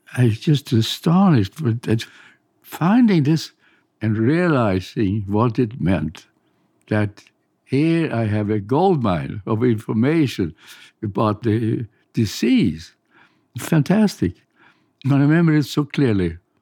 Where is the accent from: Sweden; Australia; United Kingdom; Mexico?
Sweden; English is a second language; moved away as an adult; now in United States; I came over from Sweden as a graduate student